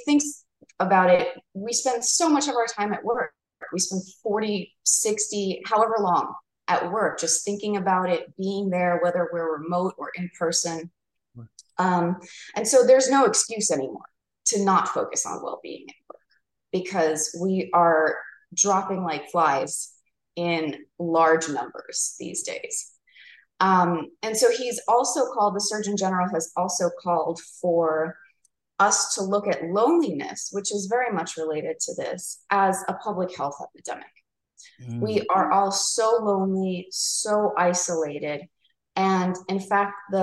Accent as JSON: {"language": "English", "region": "New York", "country": "United States", "moved": "yes", "lives_now": "Arizona, United States", "said": "I'm from New York"}